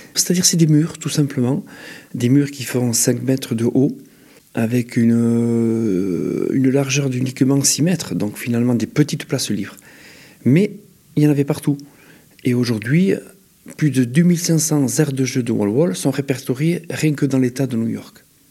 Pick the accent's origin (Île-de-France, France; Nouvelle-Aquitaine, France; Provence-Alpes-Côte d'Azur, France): Nouvelle-Aquitaine, France; Basque Country; ici au Pays Basque